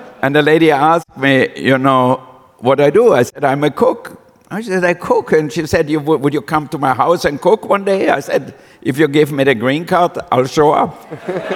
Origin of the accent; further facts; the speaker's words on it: Austria; moved away as an adult; also born or lived in Villach, Austria / France / Monaco; now in United States; I was born in Austria, and I had a very difficult childhood.